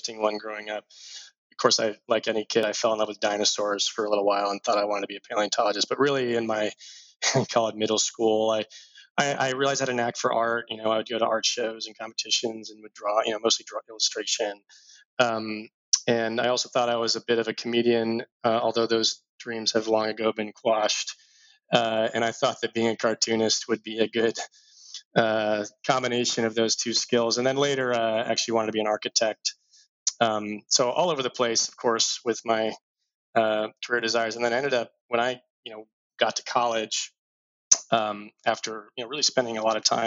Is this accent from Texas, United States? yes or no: yes; Dallas, Texas, United States; moved away as an adult; also born or lived in Houston; I was born in Houston, raised in Dallas, had a pretty awesome childhood